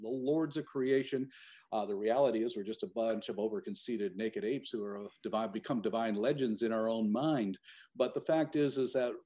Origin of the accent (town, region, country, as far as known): Eastern Canada, Canada; born or raised there; moved away